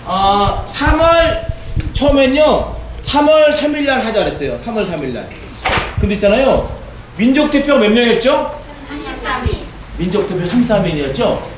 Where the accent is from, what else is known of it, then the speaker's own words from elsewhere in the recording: South Korea; 제가 한국 사람으로서는 뭔가 어, 한국의 어, 그런 역사를 보급하는 게 좋겠다.